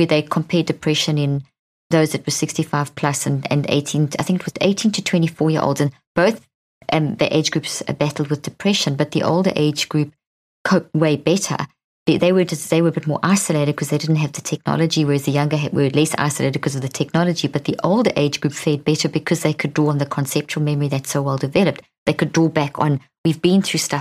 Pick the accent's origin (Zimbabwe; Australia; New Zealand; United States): Zimbabwe; I was born in Zimbabwe